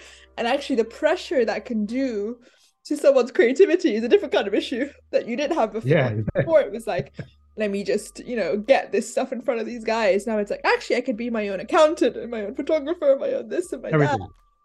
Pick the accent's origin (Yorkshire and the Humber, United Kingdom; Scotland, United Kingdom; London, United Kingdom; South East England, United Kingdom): London, United Kingdom; I'm from London